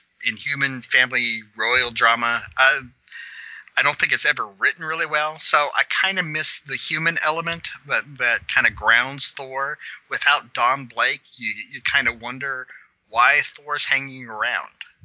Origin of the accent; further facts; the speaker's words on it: Kansas, United States; I'm from Kansas.